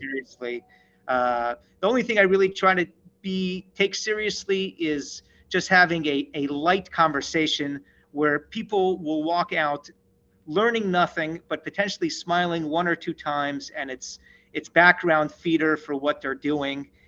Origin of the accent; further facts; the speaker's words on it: Seattle, Washington, United States; that's my hometown